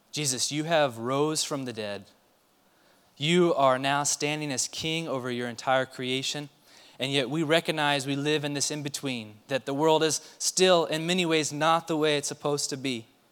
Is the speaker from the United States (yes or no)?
yes; Mesa, Arizona, United States; I grew up in Mesa, a very different uh, part of Mesa than downtown